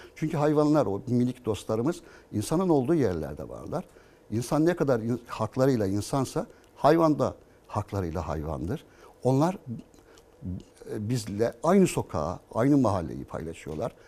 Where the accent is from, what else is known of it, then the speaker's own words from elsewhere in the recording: Istanbul, Turkey; Bakırköylüyüm. E, 40 yılı aşkındır Bakırköy'de yaşıyorum.